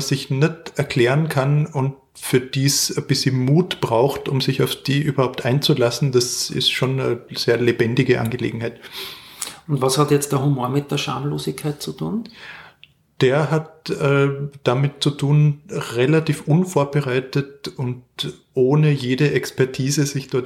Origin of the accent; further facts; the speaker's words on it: Klagenfurt, Carinthia, Austria; born there; Ich bin äh, in Klagenfurt geboren, 1981